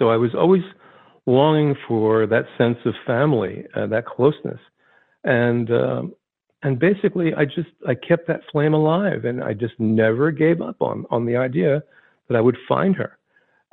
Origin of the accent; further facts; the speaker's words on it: Vineland, New Jersey, United States; I was from South Jersey. If you drew a line between Philadelphia, Atlantic City, my hometown, Vineland, was right in the middle of that line